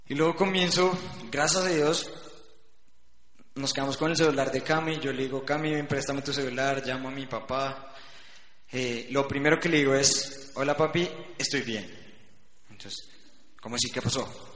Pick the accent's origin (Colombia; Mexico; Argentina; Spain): Colombia; Bucaramanga, Santander; also born or lived in Bogotá; Nos fuimos a Bucaramanga